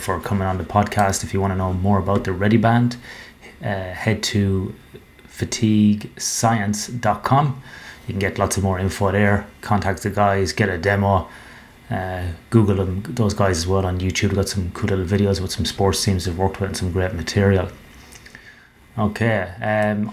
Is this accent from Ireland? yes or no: yes; Ireland; a specific nightclub in my hometown in Ireland